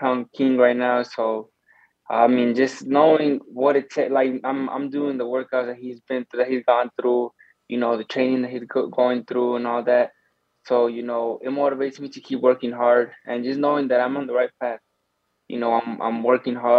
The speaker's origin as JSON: {"language": "English", "region": "Arizona", "country": "United States", "said": "we're from Arizona"}